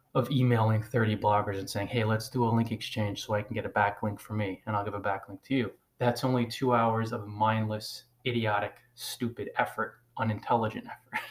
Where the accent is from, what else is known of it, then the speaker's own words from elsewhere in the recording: New Jersey, United States; first language English; someone like myself who was born in the United States, and English is my native language. I started learning it when I was a little baby. My subconscious mind was open. 46 years ago, tiny little baby arrived in New Jersey